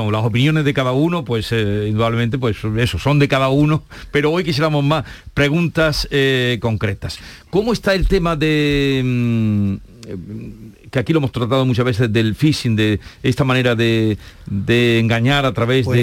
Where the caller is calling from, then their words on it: Seville, Andalusia, Spain; Buenos días, Vigorra, Maite, equipo y compañía. … de Sevilla.